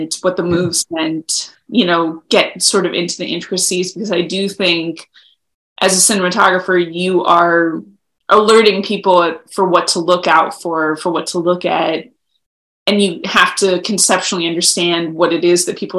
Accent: Los Angeles, California, United States; moved away as an adult; also born or lived in Ithaca, New York; I grew up in Los Angeles, surrounded by movies

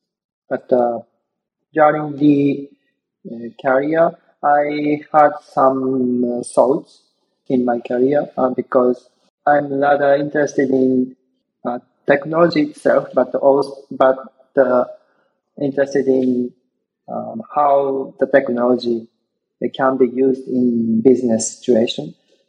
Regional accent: Japan; moved away as an adult; also born or lived in Osaka, Japan; now in Brussels, Belgium; from Japan, but currently living in Belgium, Brussels.

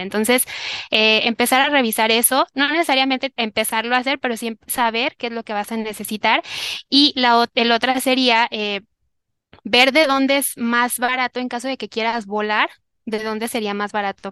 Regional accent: Tepatitlán, Jalisco, Mexico; now in Guadalajara, Mexico; de donde yo soy, que es de Tepatitlán, Jalisco, que es como una hora de aquí

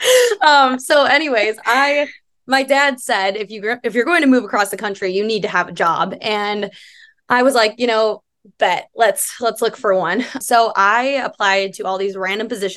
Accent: Illinois, United States; moved away as an adult; now in Arizona, United States; Born and raised in Illinois, moved out to Arizona. And I've been out here for, almost 4 years now

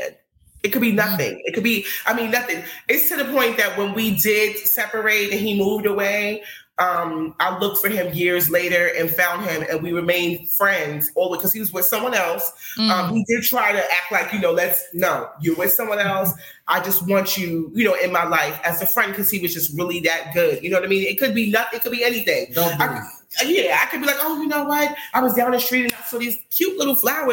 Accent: New York City, New York, United States; I'm from Harlem

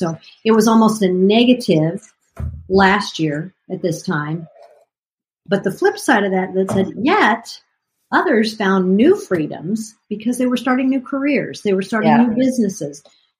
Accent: United States; As an American in the United States of America

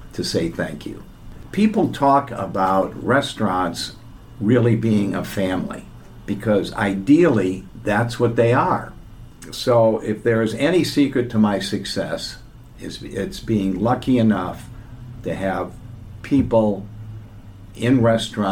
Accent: Midwest, United States; I'm from the Midwest

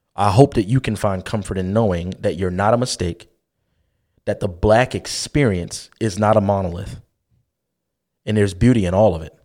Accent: Baltimore, Maryland, United States; growing up in West Baltimore City

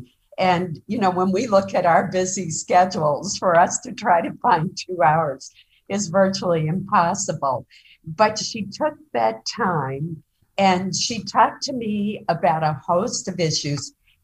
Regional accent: Caribou, Maine, United States; my hometown of Caribou, which is up in northern Maine, very close to the Canadian border.

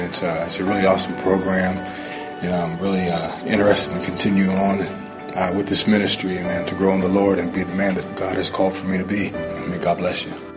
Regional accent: Zanesville, Ohio, United States; moved away as an adult; now in Columbus, United States; I'm from Zanesville, Ohio, age 40. came to Columbus uh, about 10 years ago

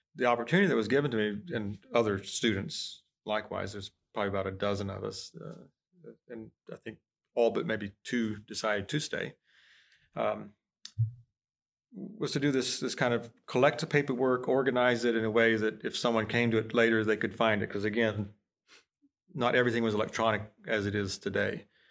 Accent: Florida, United States; moved away; I'm from Florida

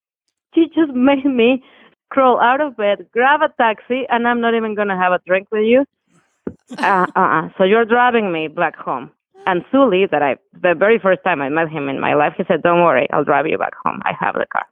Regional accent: Mexico City, Mexico; moved away as an adult; We're both from Mexico City.

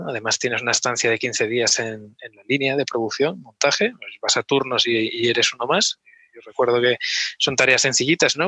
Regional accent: Oviedo, Asturias, Spain; moved away as an adult; also born or lived in Gijón / Hamburg; now in Barcelona, Spain; Yo nací en Oviedo hace un poquito más de, 40 años ya y, me crié, pues bueno, pues eh, iba al colegio San Ignacio

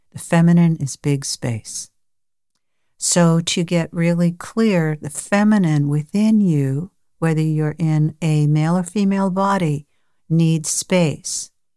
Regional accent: New York, United States; I was born in New York

